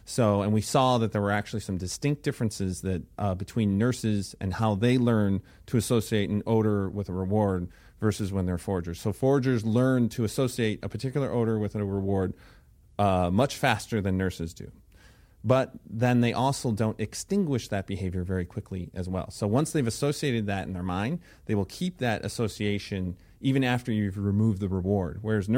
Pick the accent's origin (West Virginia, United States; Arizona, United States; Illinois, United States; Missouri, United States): Illinois, United States; So let's see. I started off in Illinois, where I grew up outside of Chicago, and I went to the University of Illinois at Champaign-Urbana for my undergraduate.